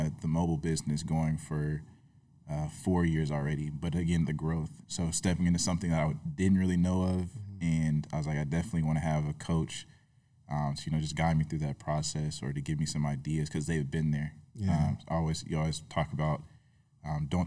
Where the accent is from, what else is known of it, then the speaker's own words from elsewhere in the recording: Tallahassee, Florida, United States; moved away as an adult; born and raised in Tallahassee